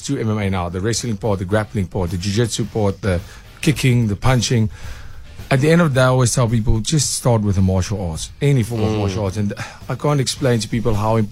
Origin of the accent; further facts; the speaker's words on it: South Africa; as a South African